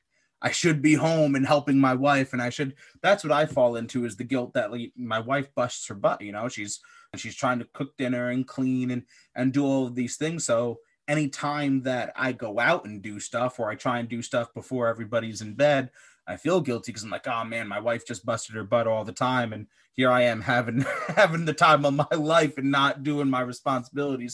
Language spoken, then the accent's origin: English; Pennsylvania, United States; born or raised there; moved away as an adult; also born or lived in Midwest